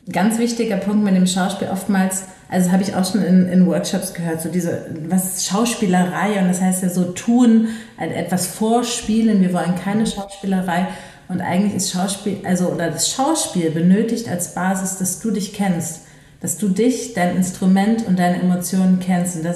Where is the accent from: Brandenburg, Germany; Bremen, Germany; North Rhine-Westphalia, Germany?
North Rhine-Westphalia, Germany; Düsseldorf; Aber ich komme aus Düsseldorf und die Volkwang ist halt in Essen.